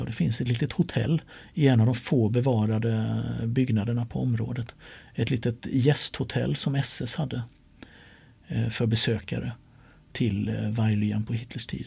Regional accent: Sweden; som den smålänning jag är

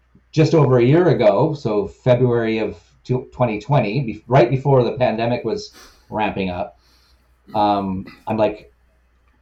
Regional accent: Victoria, British Columbia, Canada; also born or lived in Vancouver; I'm from Victoria, BC, born and raised in this town, which is their hometown

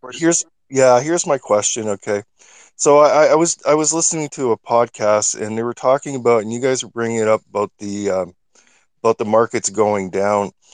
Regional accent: Canada; I'm from Canada

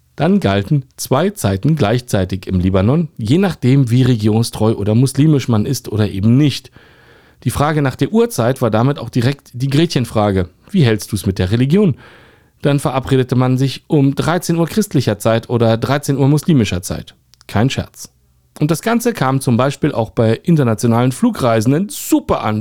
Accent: Berlin, Germany; als Berliner

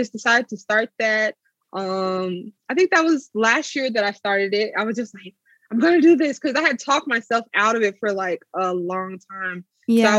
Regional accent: Oklahoma, United States; moved away; I'm originally from Oklahoma

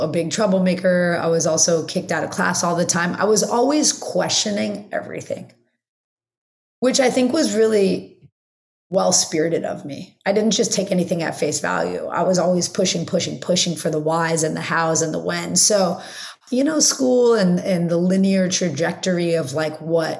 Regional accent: Los Angeles, California, United States; I grew up in the Valley. So living in Los Angeles, living not at the beach

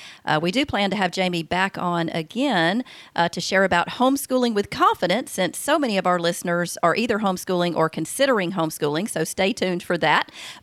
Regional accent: the South, United States; accent: southern; my southern Minnesota accent.

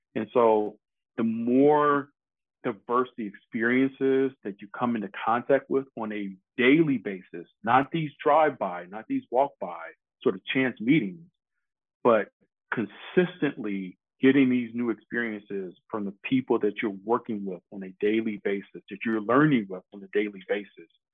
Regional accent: Detroit, Michigan, United States; moved away; growing up in Detroit, I grew up as Motown had was kind of winding down his presence in Detroit

